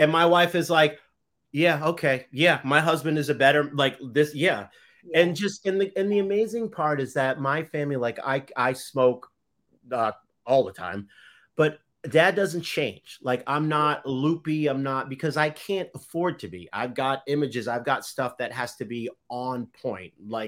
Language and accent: English; Boston, Massachusetts, United States; Anyway, yes, I'm from Boston.